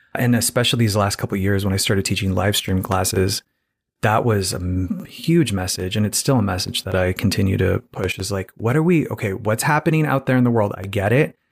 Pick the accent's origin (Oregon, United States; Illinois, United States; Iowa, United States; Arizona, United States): Arizona, United States; Phoenix; moved away; I'm from Phoenix, Arizona originally